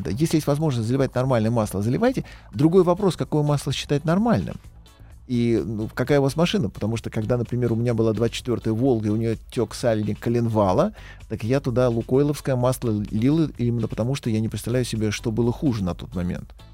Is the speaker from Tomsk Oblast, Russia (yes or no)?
no; Moscow, Russia; Я москвич, да.